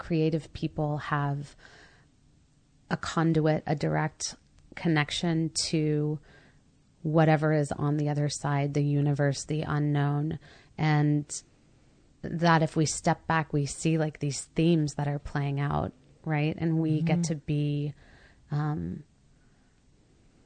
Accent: Mississippi, United States; I was raised very Christian in Mississippi

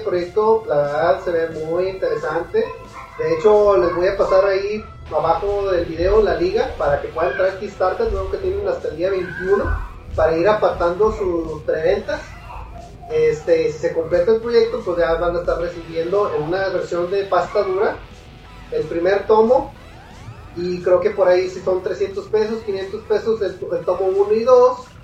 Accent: Monterrey, Nuevo León, Mexico; aquí somos de Monterrey

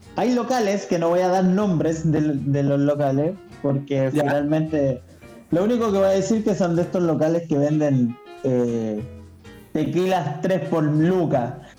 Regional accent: Chile; En Chile producimos pisco y vino

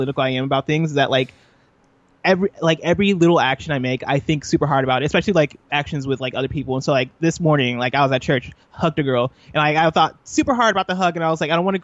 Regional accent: Illinois, United States; also born or lived in Nigeria; So I was born in Illinois. I grew up in Illinois.

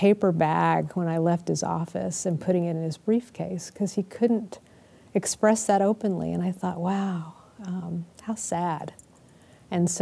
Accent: Houston, Texas, United States; moved away as an adult; also born or lived in Austin, Texas; Grew up in Houston, Texas

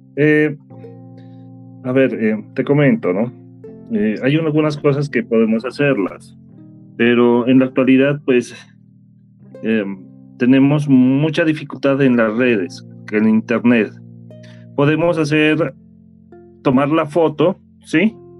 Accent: Colombia; yo como colombiano

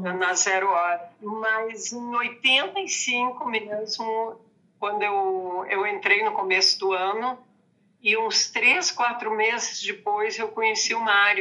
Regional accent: Santa Cruz do Sul, Rio Grande do Sul, Brazil; moved away as an adult; also born or lived in Porto Alegre; now in Santa Cruz do Sul, Brazil; eu sou de Santa Cruz do Sul, uma cidade do interior

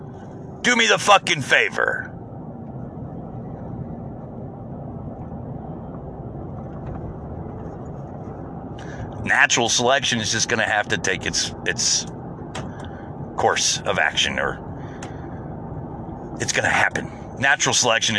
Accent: United States; I'm an American

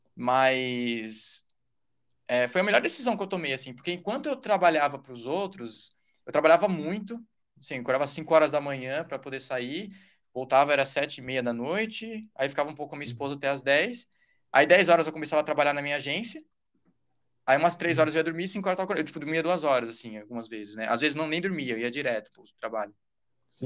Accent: São Paulo, Brazil; Sou de São Paulo.

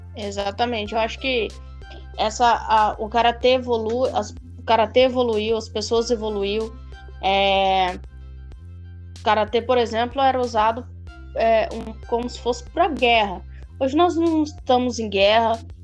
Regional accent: Mato Grosso do Sul, Brazil; eu sou de Mato Grosso do Sul

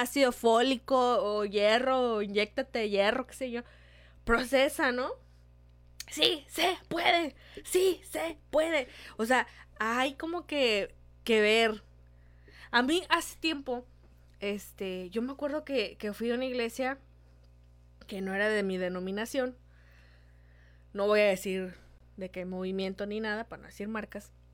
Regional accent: Mexico; Somos de México

